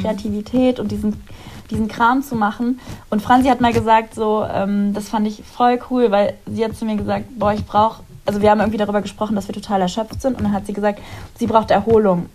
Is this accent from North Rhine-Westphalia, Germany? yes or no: no; Ahr valley, Rhineland-Palatinate, Germany; moved away as an adult; also born or lived in Munich; now in Cologne, Germany; ich ziehe zurück in meine Heimat und die wurde zerstört